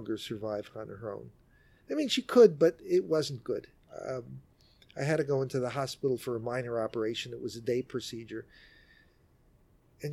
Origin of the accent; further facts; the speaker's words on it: New York City, New York, United States; I'm a New Yorker, born and raised here in Manhattan